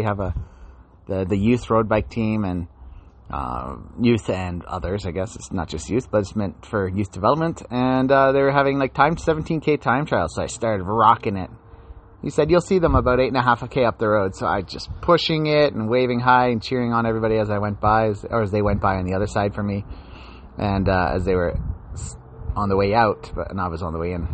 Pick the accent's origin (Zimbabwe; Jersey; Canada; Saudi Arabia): Canada; also born or lived in Ontario / Chelsea, Quebec; I was from Ontario